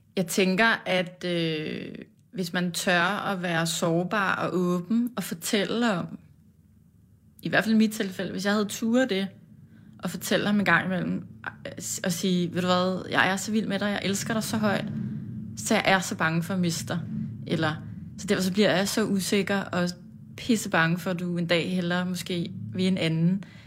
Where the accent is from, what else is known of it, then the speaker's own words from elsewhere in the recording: Farum, Capital Region of Denmark, Denmark; vi voksede op øh, i et parcelhus på en villavej